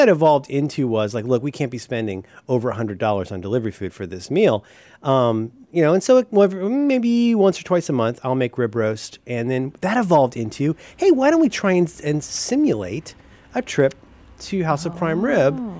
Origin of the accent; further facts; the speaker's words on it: Ohio, United States; I'm American. I'm from Ohio.